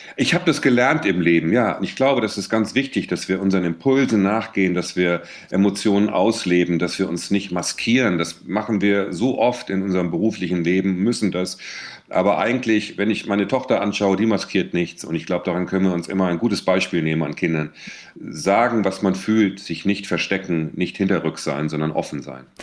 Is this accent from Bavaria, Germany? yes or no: no; Bensheim, Hesse, Germany; moved away; also born or lived in Seeheim-Jugenheim; ich habe ja da meine Kindheit und meine Schulzeit, äh, verbracht